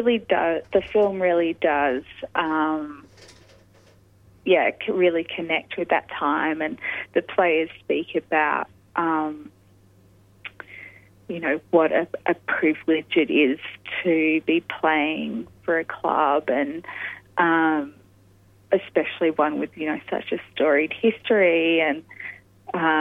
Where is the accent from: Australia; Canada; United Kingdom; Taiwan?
Australia; Adelaide, South Australia; I grew up in Adelaide and going to SANFL games